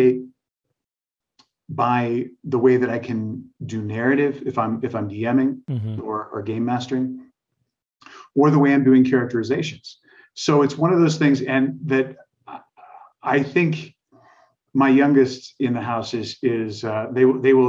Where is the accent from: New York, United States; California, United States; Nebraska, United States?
Nebraska, United States; I was raised in Nebraska